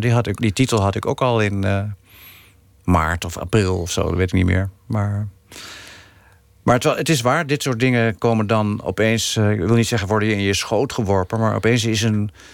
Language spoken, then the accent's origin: Dutch; Netherlands; ik ben gewoon een Nederlander, is gewoon niet te ontkennen.